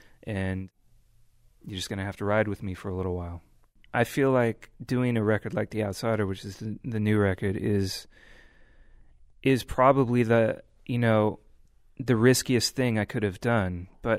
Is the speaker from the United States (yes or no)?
yes; California, United States; growing up in the Bay Area, driving around, everybody's really excited about the hyphy movement